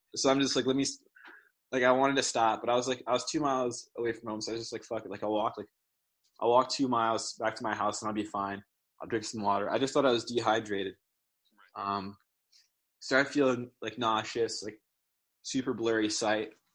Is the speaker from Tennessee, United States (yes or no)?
no; New Jersey, United States; moved away as an adult; now in Ithaca, United States; I'm from Jersey, and like in Jersey, like I mean, like I used to like always like run around like outside when I was a kid